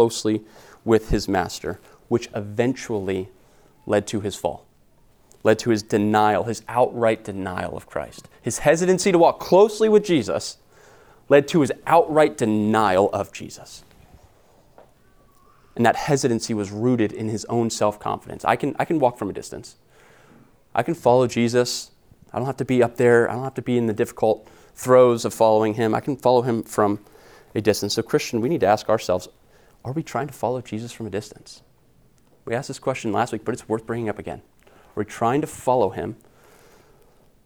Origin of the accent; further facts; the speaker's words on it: United States; We are American.